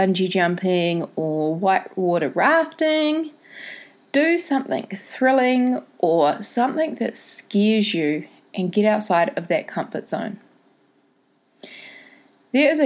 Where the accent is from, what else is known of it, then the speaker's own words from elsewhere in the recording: Tauranga, Bay of Plenty, New Zealand; my hometown